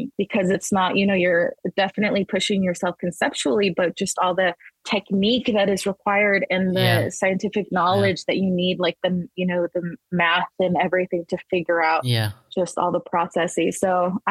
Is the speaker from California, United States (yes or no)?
no; Las Vegas, Nevada, United States; also born or lived in El Paso, Texas; I was born in Texas. I was born in El Paso, Texas, but my family moved to Las Vegas when I was 5.